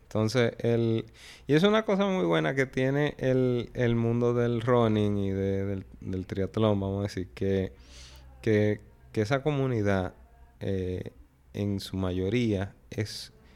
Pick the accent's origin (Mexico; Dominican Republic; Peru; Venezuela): Dominican Republic; fui soy el único dominicano de la historia